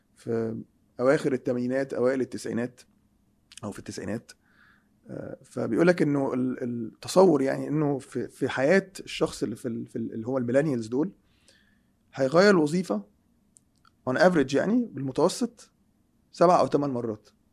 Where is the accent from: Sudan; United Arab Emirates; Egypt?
Egypt; moved away; احنا عندنا في مصر